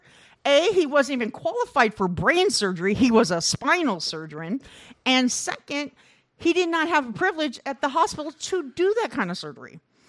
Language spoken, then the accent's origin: English; Midwest, United States; I grew up in the Midwest.